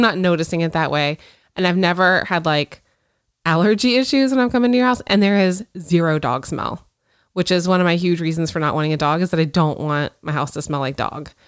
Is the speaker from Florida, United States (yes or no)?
yes; Pensacola, Florida, United States; I grew up in Pensacola, which is northwest Florida over by the Alabama border.